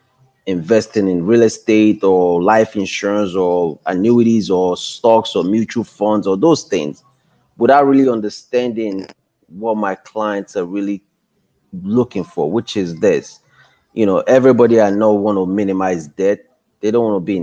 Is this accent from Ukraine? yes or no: no; Nigeria; moved away as an adult; now in United States; I'm from West Africa, Nigeria, with just a high school diploma from Nigeria